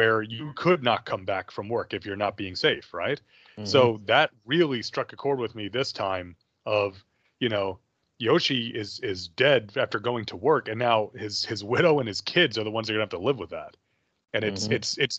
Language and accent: English; New York, United States; where I grew up in New York, in the middle of the woods